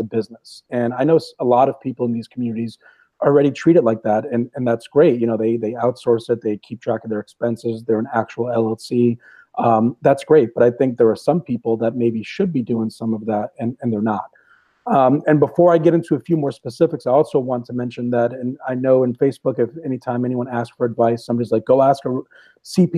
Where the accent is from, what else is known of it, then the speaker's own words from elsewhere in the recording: Rhode Island, United States; I'm from New England and from Rhode Island originally